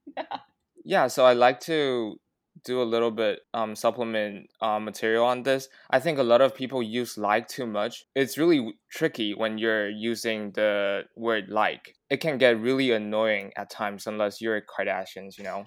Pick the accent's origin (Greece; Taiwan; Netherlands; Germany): Taiwan; English is a second language; we grew up in Taiwan, which we only exposed to mainly American accents